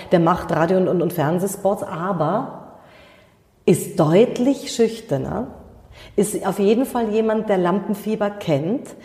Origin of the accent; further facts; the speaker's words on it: Munich, Bavaria, Germany; ich bin in München geboren